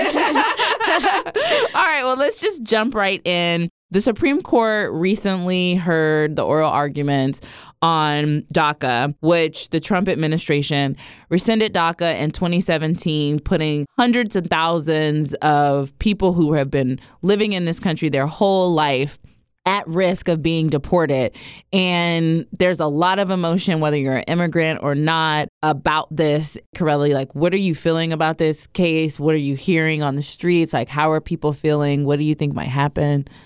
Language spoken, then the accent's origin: English; Ohio, United States; I grew up in Ohio